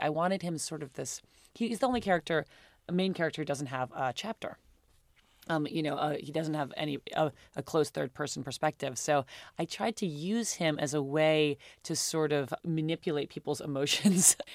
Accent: New York, United States; I grew up in New York. I went to private school.

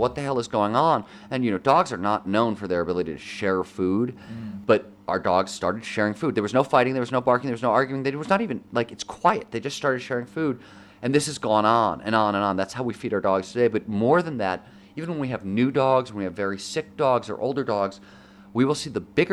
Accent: Midwest, United States; I grew up in the Midwest where the man was the king of his castle

